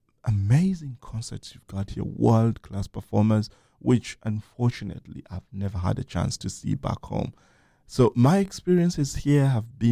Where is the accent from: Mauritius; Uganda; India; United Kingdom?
Uganda; Kampala, Central Region; moved away as an adult; now in United States; my hometown, Kampala